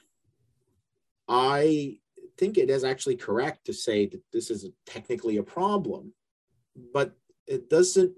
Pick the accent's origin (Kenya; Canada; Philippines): Canada; also born or lived in London; now in United States; I'm originally from Canada